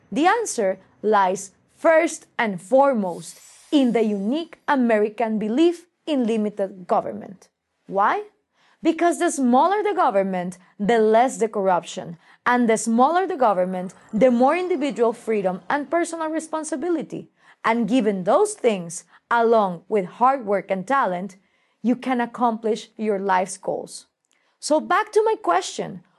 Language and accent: English; Guatemala; Guatemala and I work throughout Latin America